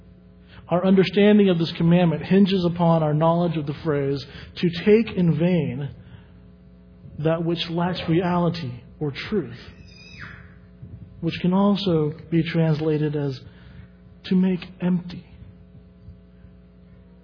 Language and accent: English; the South, United States; growing up in the South